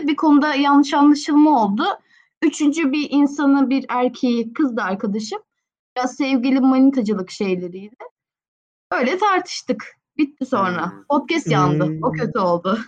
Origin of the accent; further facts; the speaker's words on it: Istanbul, Turkey; İstanbulluyum normalde de.